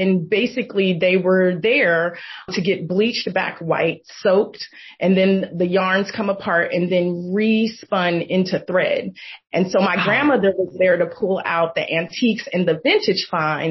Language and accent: English; Oakland, California, United States; I was born and raised in Oakland, California